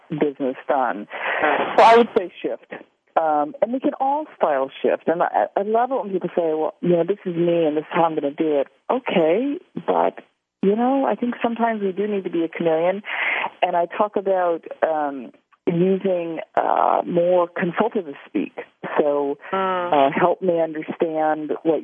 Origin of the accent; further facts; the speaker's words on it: Southern California, United States; I'm from Southern California